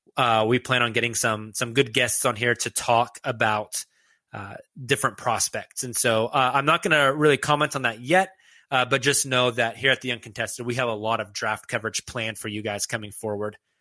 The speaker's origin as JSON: {"language": "English", "town": "Oklahoma City", "region": "Oklahoma", "country": "United States", "tie": "born or raised there", "said": "As a lifelong Oklahoman, uh, somebody born and raised in Oklahoma City"}